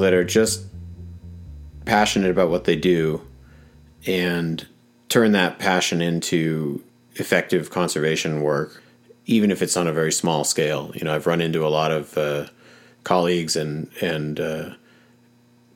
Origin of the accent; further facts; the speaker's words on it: Willamette Valley, Oregon, United States; I grew up in the Pacific Northwest, in the Willamette Valley in Oregon